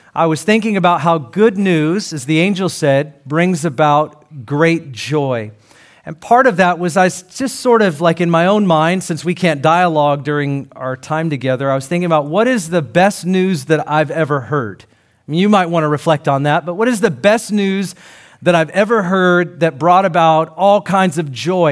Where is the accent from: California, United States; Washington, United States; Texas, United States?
Washington, United States; Seattle; I'm from Seattle